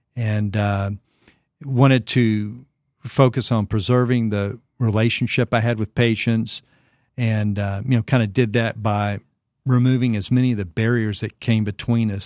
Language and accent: English; Arkansas, United States; moved away as an adult; also born or lived in Florida; now in Franklin, Tennessee, United States; my home state of Arkansas